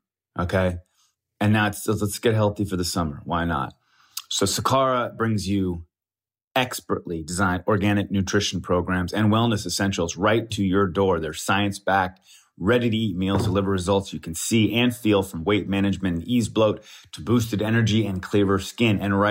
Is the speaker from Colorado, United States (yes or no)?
yes; Colorado, United States; now in Los Angeles, United States; Growing up in Colorado, I was tapping the Rockies. I've been tapping the Rockies for over 20 years, let's just say that. I'm actually headed to Colorado here pretty soon.